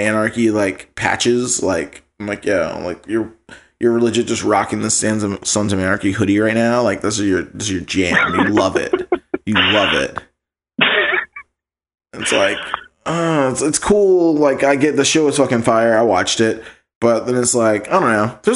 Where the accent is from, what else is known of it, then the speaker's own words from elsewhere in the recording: Virginia, United States; we're from Virginia